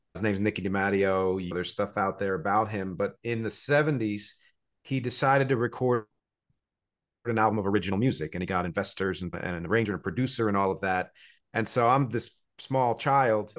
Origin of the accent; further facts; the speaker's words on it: New Jersey, United States; also born or lived in Philadelphia; now in New York City, United States; I was born in Philadelphia, grew up in New Jersey, live here in New York City